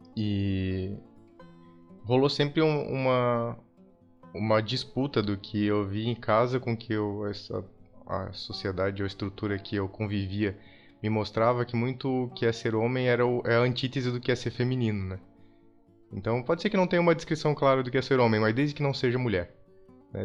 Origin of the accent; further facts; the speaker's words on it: Blumenau, Santa Catarina, Brazil; now in São Paulo, Brazil; Eu sou de Santa Catarina, eu sou de Blumenau, uma cidade que tende a ser muito é, tradicional